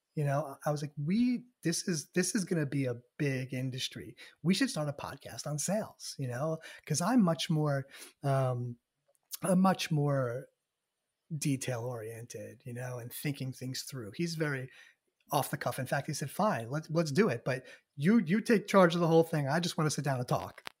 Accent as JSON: {"language": "English", "area": "just outside of Manhattan", "region": "New York", "country": "United States", "tie": "born or raised there", "said": "born and raised in New York, um, just outside of Manhattan, about a half an hour out of the city"}